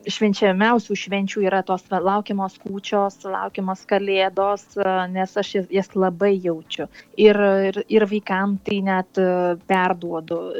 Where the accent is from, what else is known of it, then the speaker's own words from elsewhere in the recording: Lithuania; now in Italy; aš esu lietuvė